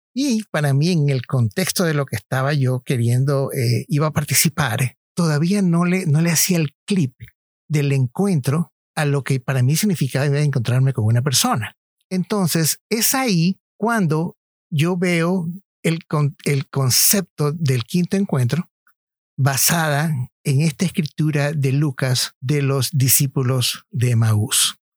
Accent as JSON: {"language": "Spanish", "country": "Ecuador", "moved": "yes"}